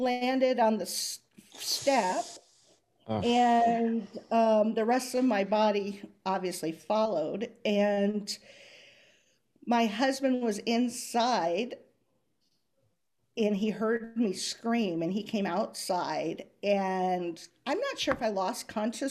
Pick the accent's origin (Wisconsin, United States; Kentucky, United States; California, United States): California, United States; Southern; moved away; I am originally from Southern California